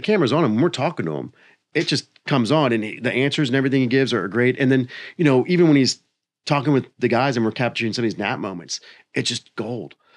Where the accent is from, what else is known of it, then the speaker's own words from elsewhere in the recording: Maryland, United States; moved away as an adult; also born or lived in Tennessee; I grew up in Maryland